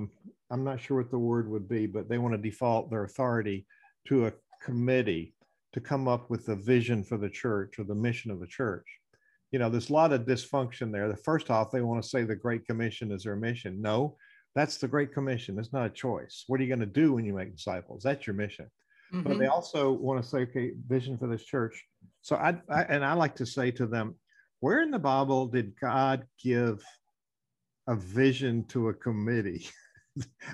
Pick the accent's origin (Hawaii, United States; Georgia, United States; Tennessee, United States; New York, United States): Georgia, United States; Atlanta; I grew up in Atlanta.